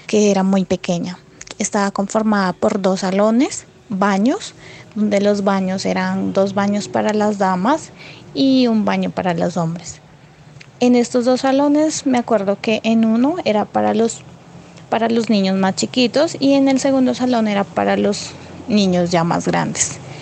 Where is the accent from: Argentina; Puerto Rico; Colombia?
Colombia; Puerto Asís, Putumayo; Soy de Puerto Asís, Putumayo. Recuerdo que con mis padres nos fuimos a vivir a una vereda como a tres horas de donde nací